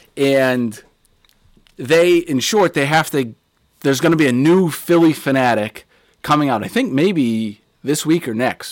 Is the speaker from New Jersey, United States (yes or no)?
no; Pittsburgh, Pennsylvania, United States; I was born in Pittsburgh, Pennsylvania